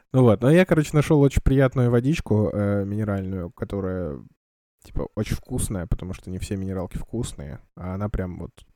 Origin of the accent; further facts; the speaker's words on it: Kamchatka Krai, Russia; я вырос на Камчатке, а на Камчатке достаточно жесткая вода